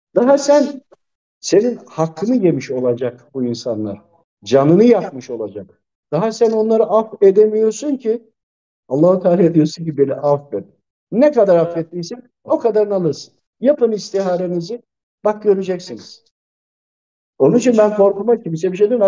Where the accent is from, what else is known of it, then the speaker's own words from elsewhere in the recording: Tokat, Turkey; ben de Tokatlıyım hemşerim de.